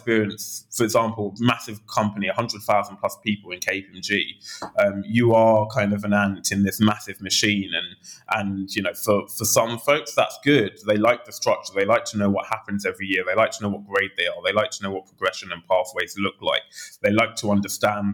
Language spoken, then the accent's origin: English; London, United Kingdom; also born or lived in Oxford; I grew up in Southeast London in Lewisham prior